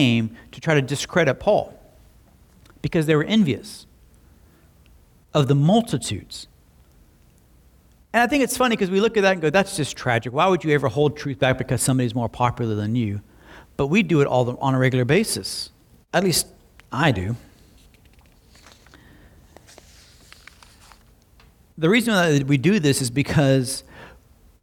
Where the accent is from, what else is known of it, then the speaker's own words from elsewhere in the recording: Slapout, Oklahoma, United States; I was raised in Slapout